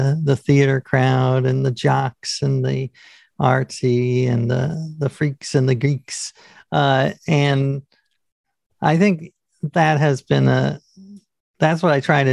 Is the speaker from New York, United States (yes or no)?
yes; New York, United States; I grew up in New York